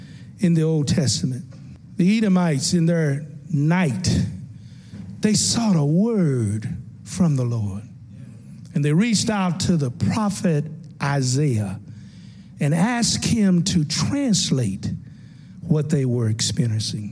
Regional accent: Tennessee, United States; the little church I grew up in Tennessee

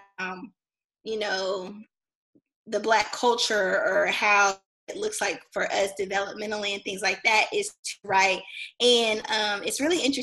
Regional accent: Clarksville, Tennessee, United States; I am originally from Clarksville, Tennessee

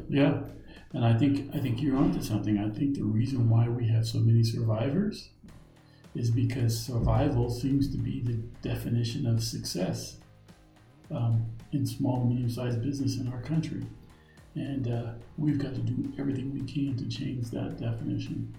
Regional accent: United States; as an American

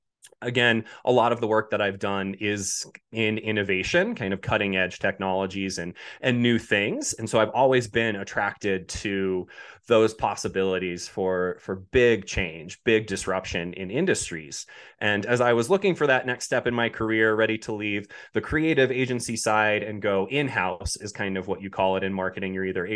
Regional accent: Boulder, Colorado, United States; moving to Boulder, Colorado, which is where I grew up in Colorado, wanted to return home, got homesick after being away for 12 years

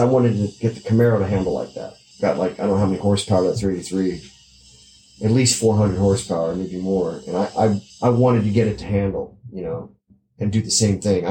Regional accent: South Gate, California, United States; I grew up in Southgate

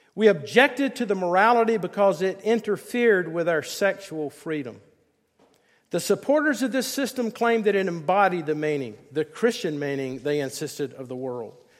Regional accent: Greenville, South Carolina, United States; my mom and dad, they took me to First Presbyterian Church in, in Greenville, South Carolina.

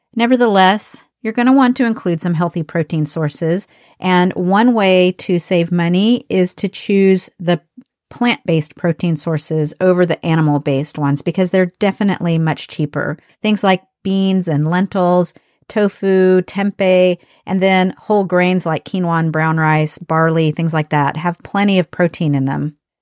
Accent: United States; I'm from the United States.

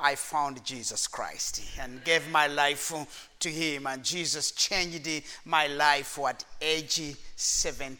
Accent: Rwanda; I come from the nation of Rwanda

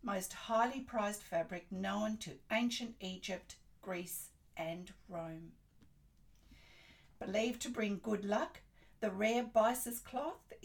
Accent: Australia; I'm an Australian textile artist

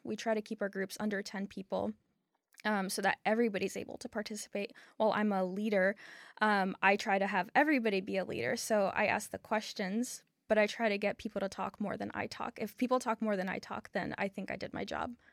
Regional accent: Ukraine; now in Charlotte, United States; I was born in Ukraine, but I've lived in Charlotte for twenty years

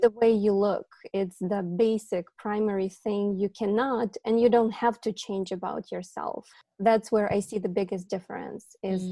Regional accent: Ukraine; English is a second language; moved away as an adult; also born or lived in New Jersey, United States; now in California, United States; as an immigrant woman from uh, my country of origin, which is Ukraine

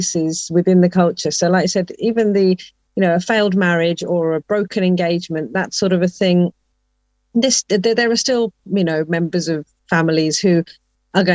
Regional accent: England, United Kingdom; home for me is always going to be England, because that's where I was born and brought up

